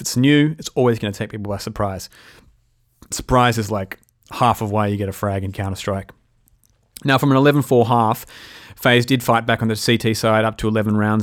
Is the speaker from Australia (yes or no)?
yes; Australia; Being an Aussie